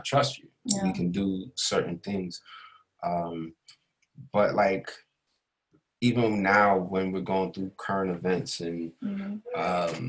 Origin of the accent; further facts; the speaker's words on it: New York City, New York, United States; I grew up here in America, in Queens, South Jamaica